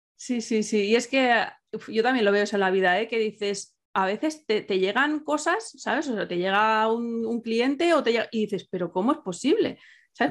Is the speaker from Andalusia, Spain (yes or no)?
no; Catalonia, Spain; soy catalana